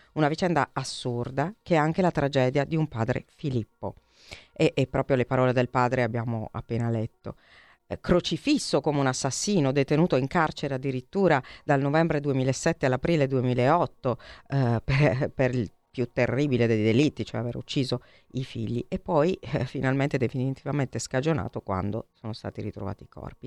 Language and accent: Italian; Altamura, Apulia, Italy; io sono di Altamura, quindi sono vicinissima a Gravina e ho anche sì. tanti amici, compagni di classe gravinesi